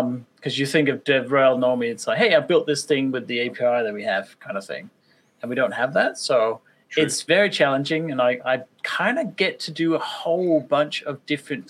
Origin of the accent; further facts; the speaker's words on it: Denmark; also born or lived in Victoria, Australia; now in Australia; I am based in Australia, but I'm originally from Denmark. So I moved here about 20 years ago.